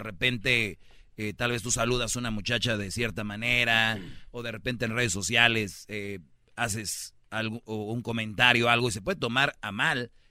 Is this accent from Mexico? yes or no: yes; Michoacán, Mexico; Ya sé, yo soy de Michoacán, güey. Vamos adelantados nosotros.